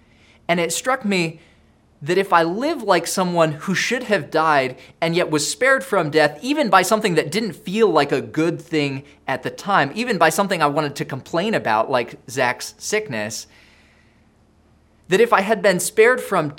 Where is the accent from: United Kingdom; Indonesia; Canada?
Indonesia; Now, I grew up in Indonesia